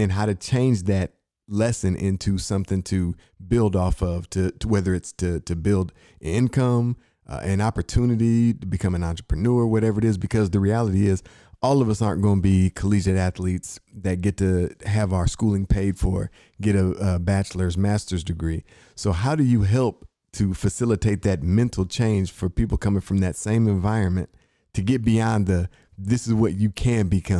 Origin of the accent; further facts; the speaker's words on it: Inkster, Michigan, United States; I'm from Michigan, right outside Detroit, Inkster.